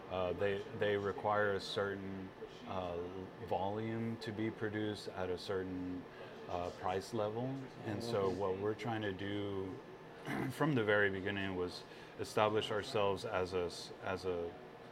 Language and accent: English; Texas, United States; my parents both are from Guatemala. I was born here in Texas